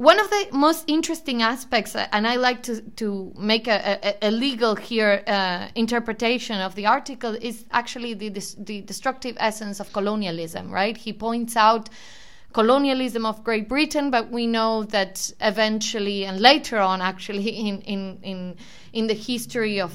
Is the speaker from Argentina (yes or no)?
yes; Argentina; I'm being from Argentina